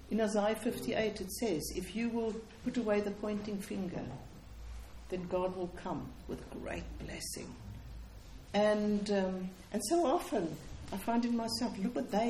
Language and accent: English; Cape Town, Western Cape, South Africa; But um, I come from Cape Town, in which I worked in what we call our townships